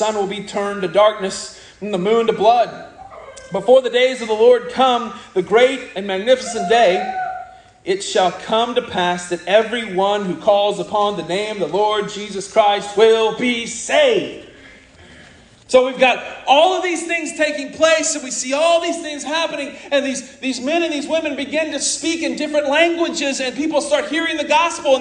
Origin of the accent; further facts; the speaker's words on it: Oklahoma, United States; accent: Okie; first language English; I'm from Oklahoma, I'm Okie, speaking Okie